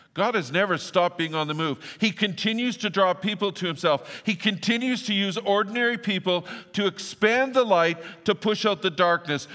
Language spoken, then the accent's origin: English; Fort St. John, British Columbia, Canada; where I grew up in Fort Saint John, I grew up at the airport